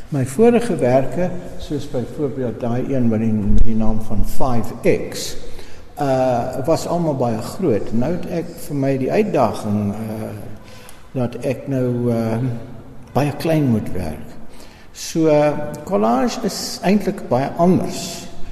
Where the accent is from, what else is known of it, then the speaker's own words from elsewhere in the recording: Durban, KwaZulu-Natal, South Africa; now in Pretoria, South Africa; ek is uit Nataller van Durban